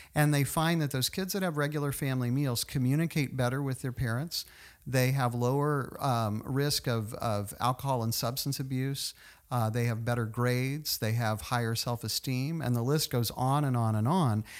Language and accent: English; Tulsa, Oklahoma, United States; moved away; also born or lived in Virginia / College Station, Texas; I grew up in Tulsa